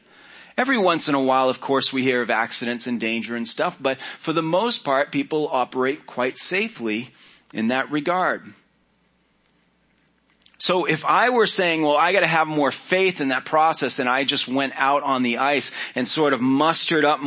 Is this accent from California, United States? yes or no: no; Maine, United States; I grew up in Maine